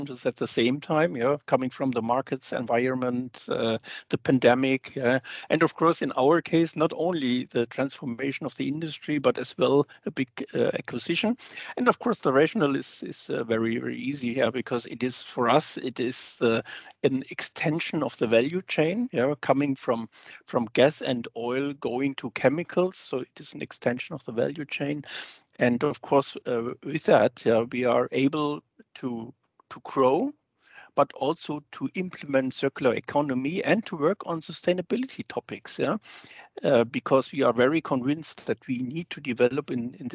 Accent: Germany; I'm from Germany

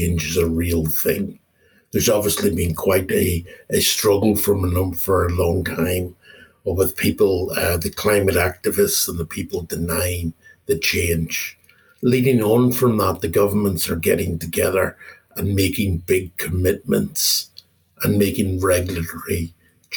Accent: Ireland; moved away as an adult; also born or lived in Australia / UAE / Netherlands / United Kingdom; now in Copenhagen, Denmark; I'm an Irish guy. I'm living in Copenhagen now for just over 2.5 years, and I spent my entire career being an expat

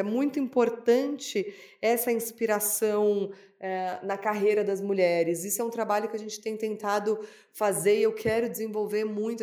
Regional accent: São Paulo, Brazil; eu nasci em São Paulo

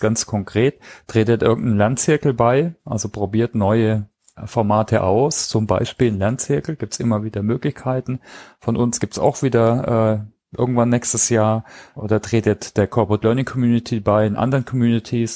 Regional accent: Heilbronn, Baden-Württemberg, Germany; Heilbronn, also meinem Heimatort übrigens, ne? kleine Side-Note, da war ich ähm, habe ich mein Abitur gemacht

